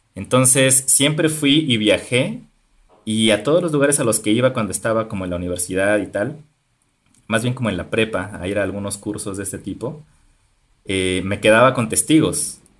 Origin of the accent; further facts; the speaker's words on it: Topilejo, Mexico City, Mexico; yo crecí en un pueblo llamado Topilejo